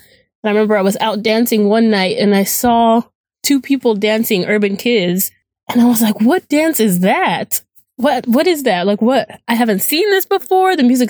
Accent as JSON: {"language": "English", "town": "Phoenix", "region": "Arizona", "country": "United States", "said": "I am from Phoenix, Arizona."}